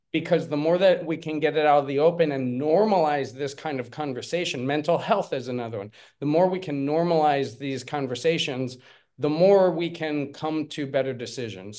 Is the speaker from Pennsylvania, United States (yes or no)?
yes; Pennsylvania, United States; moved away as an adult; also born or lived in South Korea; now in Spain; I am originally from Pennsylvania. I lived in South Korea for, um, for about seven years. I've been living here in Spain for about ten